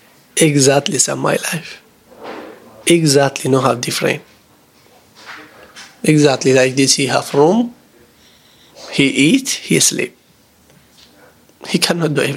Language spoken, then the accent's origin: English; Iraq; English is a second language; moved away as an adult; now in Indonesia; I am from Iraq